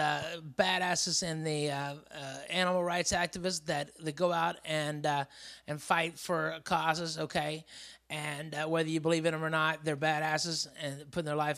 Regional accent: the South, United States; I'm from the South.

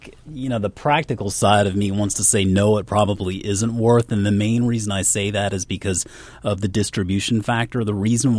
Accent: Charleston, United States; Growing up in Charleston

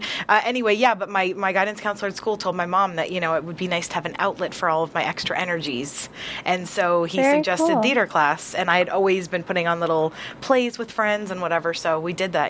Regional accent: Massachusetts, United States; Well, because I'm from Western Mass. So anything west of Worcester, we don't talk like that.

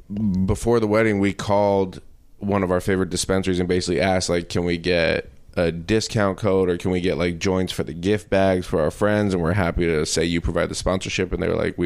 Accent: Denver, Colorado, United States; I grew up in Denver

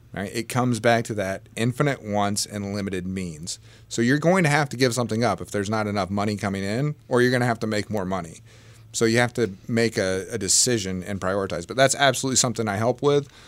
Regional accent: Southern Illinois, United States; I grew up in Southern Illinois

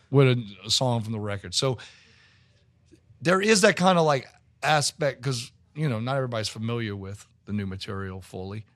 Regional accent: Metairie, Louisiana, United States; born or raised there; also born or lived in New Orleans

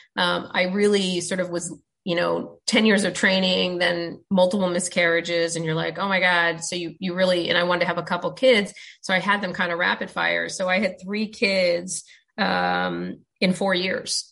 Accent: United States; growing up in the States

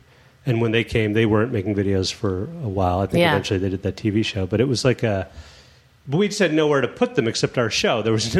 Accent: Chicago, Illinois, United States; moved away as an adult; also born or lived in New York; And I'm from Chicago

